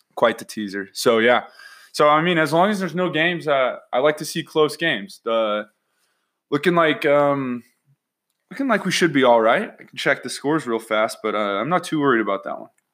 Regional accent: Salt Lake City, Utah, United States; born and raised in Salt Lake

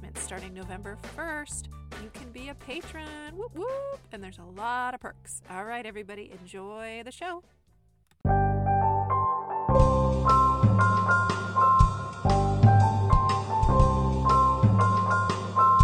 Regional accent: California, United States; I'm from California. I've grown up here my whole life.

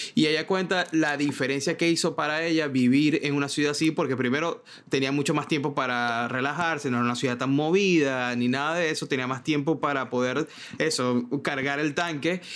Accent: Maracaibo, Zulia, Venezuela; moved away as an adult; also born or lived in Caracas, Venezuela / Miami, United States; now in New York, United States; yo vengo de Maracaibo

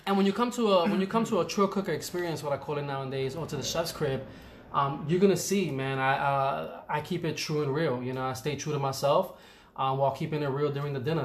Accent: New York City, New York, United States; born and raised in the Bronx

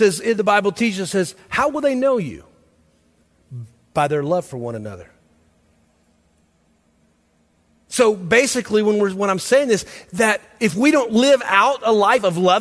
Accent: Millersville, United States; I grew up in Millersville

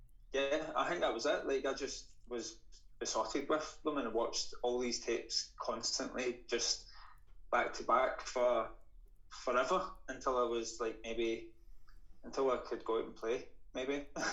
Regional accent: Paisley, Scotland, United Kingdom; now in Glasgow, United Kingdom; And I'm originally from Paisley, a singer-songwriter based in Glasgow.

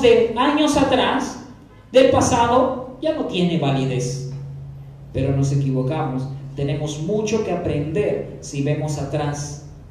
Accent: Peru; como pueblo peruano

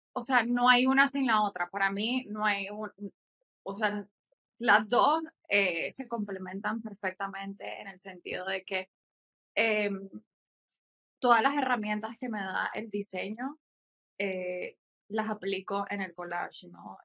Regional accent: Nicaragua; also born or lived in Mexico; soy de Nicaragua, eh, vivo aquí, o sea, aquí nací, estudié una parte de mi vida en México

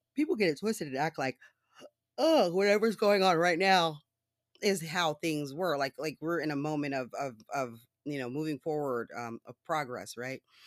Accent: United States; I am an American citizen, I've always been an American citizen

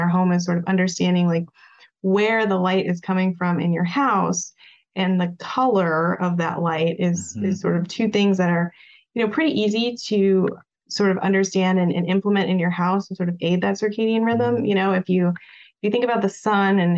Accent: Prescott, Arizona, United States; now in Phoenix, United States; I'm from Phoenix originally, or from the area, I should say originally, it's actually Prescott, but you know, it's been 10 years since I've lived here

